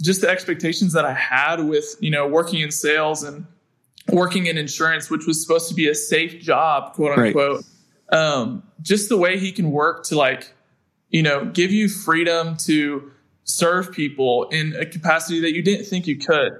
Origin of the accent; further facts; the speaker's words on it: Kentucky, United States; now in Greenville, United States; I'm from Kentucky